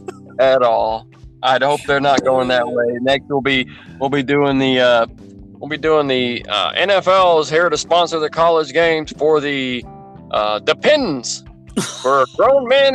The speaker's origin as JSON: {"language": "English", "region": "Texas", "country": "United States", "said": "We're from Texas."}